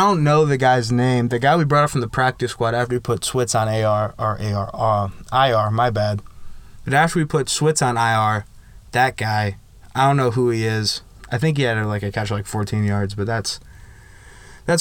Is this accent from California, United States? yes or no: no; Parma, Ohio, United States; I am from Parma, Ohio, which is pretty close to Cleveland